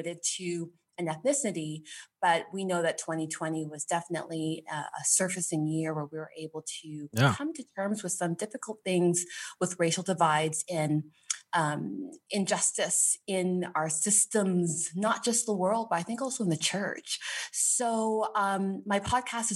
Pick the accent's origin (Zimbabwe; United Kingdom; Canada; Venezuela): Canada; Toronto, Ontario; Born and raised in Canada, Toronto, Canada